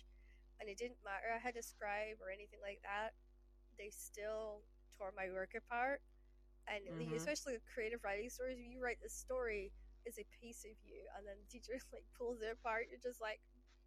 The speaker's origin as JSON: {"language": "English", "area": "Shetland Islands", "region": "Scotland", "country": "United Kingdom", "tie": "born or raised there", "said": "I grew up in the Shetland Islands"}